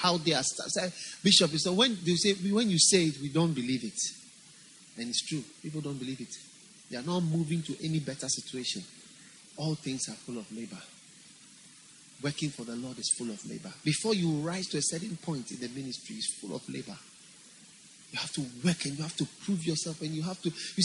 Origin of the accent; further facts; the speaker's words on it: Ghana; I'm not from India. I'm from Ghana